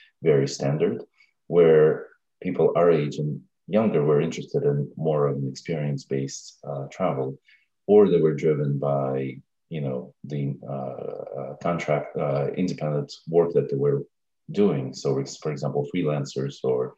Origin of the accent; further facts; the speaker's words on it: Russia; also born or lived in Stevens Point, Wisconsin / Brighton; now in Virginia, United States; I'm originally from Russia, and I speak Russian, English